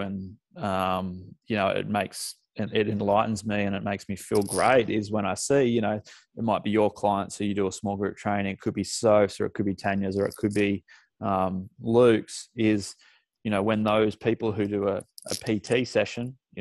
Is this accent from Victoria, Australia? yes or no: no; Lennox Head, New South Wales, Australia; moved away as an adult; also born or lived in Singleton / Sydney / London; now in Maitland, Australia; mum and dad moved from Singleton up to Lennox Head. So that's mainly where I did all my schooling